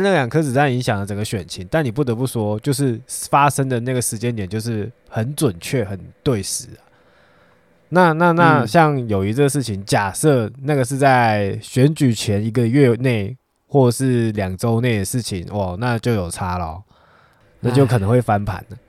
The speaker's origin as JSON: {"language": "Chinese", "country": "Taiwan", "said": "以我们台湾人的习惯就是这样"}